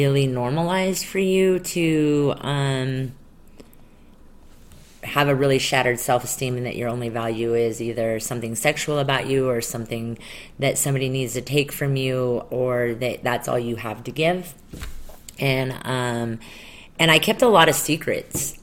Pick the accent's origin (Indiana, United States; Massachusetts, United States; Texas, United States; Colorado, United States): Colorado, United States; I grew up not in Utah, but I grew up in Colorado